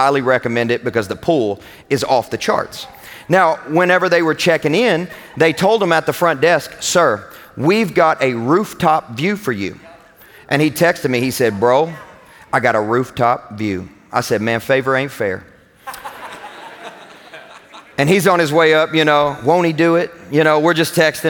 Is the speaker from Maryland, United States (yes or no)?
no; Kentucky, United States; I'm from Kentucky